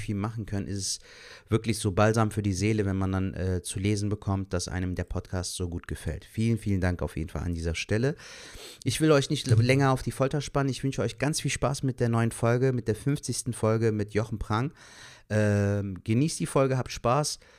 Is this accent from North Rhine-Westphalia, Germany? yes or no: yes; Cologne, North Rhine-Westphalia, Germany; ich jetzt zum Beispiel ein gebürtiger Kölner bin, der hier geboren, aufgewachsen ist und hier lebt